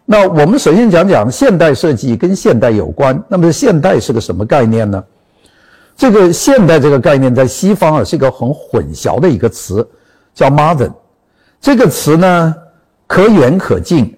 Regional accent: China; 我们中国人

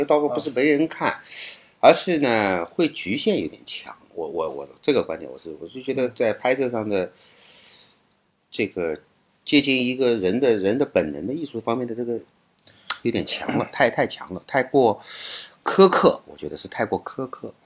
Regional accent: China; 我们大陆人

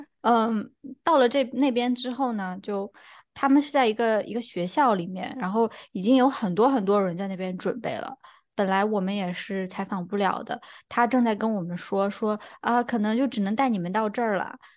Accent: Beijing, China; 他那个同事一听我们的口音，就说：“哎呀，你们也是北京人啊？怎么回事儿？就是大家都是北京人。

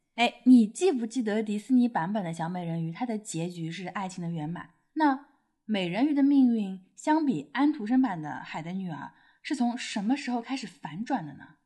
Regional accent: Shanghai, China; 不过我们两个出生在上海，而且是独生子女

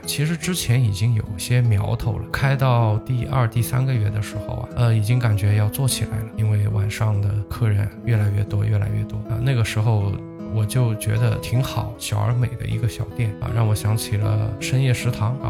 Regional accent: Zhejiang, China; 因为我是浙江人，对吧？我们浙江人是会喝黄酒的

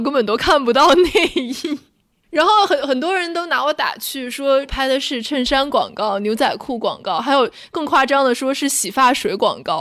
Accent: Tianjin, China; moved away as an adult; also born or lived in Beijing; 就刚来到北京上大学，因为我之前在，在天津，因为我们都是北方人嘛，在天津，我从小到大没有跟人 A A 过

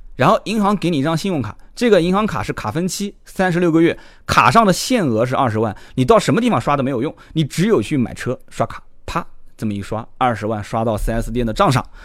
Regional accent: China; 我们中国人

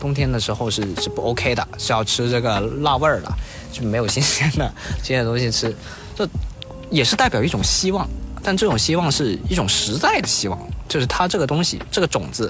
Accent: Guangdong, China; 因为像我们广东人其实很少看春晚嘛，

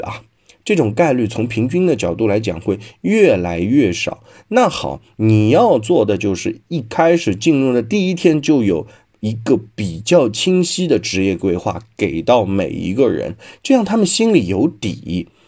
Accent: China; 但是要这样看啊，我们中国人其实还是 比较守旧的，比较不喜欢大动静、大变化的。

